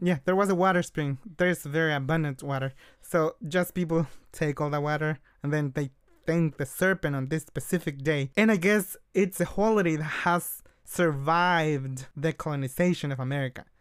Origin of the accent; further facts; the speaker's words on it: Oaxaca, Mexico; moved away; we are from Oaxaca.